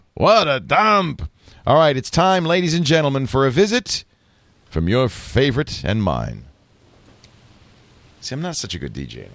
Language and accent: English; Rhode Island, United States; I vividly remember that growing up in Rhode Island. Ocean State.